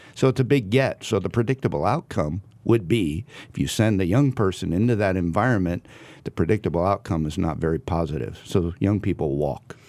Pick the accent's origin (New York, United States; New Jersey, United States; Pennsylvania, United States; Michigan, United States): New Jersey, United States; Southern; moved away as an adult; also born or lived in New England / Virginia; now in California, United States; I grew up in Southern New Jersey.